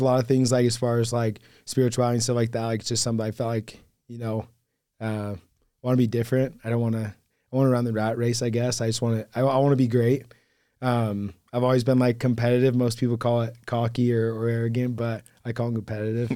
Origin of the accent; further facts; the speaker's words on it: Hurricane, Utah, United States; also born or lived in Fort Worth, Texas; was born and raised in Hurricane